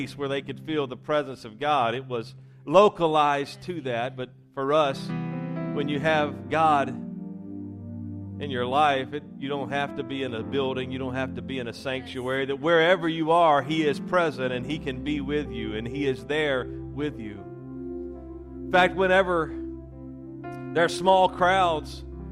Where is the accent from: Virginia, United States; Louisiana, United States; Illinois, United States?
Louisiana, United States; also born or lived in Mississippi; raised in Louisiana.